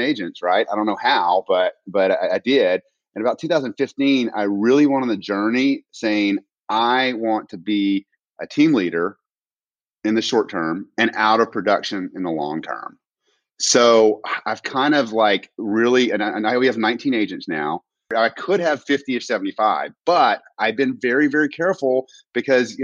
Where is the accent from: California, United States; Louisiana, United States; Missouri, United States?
Louisiana, United States; Alexandria; also born or lived in Houston, Texas; now in Austin, United States; I am from Louisiana. I was born and raised in Alexandria, Louisiana